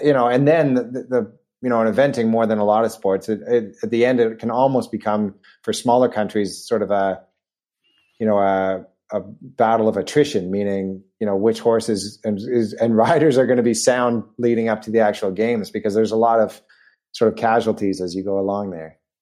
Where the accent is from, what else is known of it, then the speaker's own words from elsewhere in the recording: Vancouver, British Columbia, Canada; moved away; I grew up in Vancouver in Canada